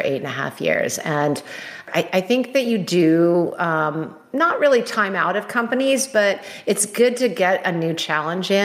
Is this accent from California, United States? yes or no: yes; California, United States; I'm a California girl.